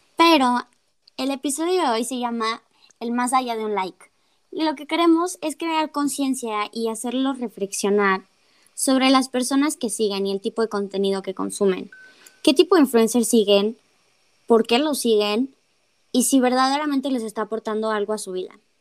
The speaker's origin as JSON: {"language": "Spanish", "country": "Mexico"}